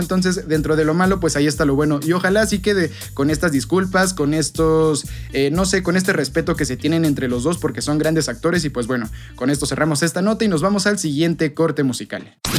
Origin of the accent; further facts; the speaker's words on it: Mexico; como mexicano y como futbolista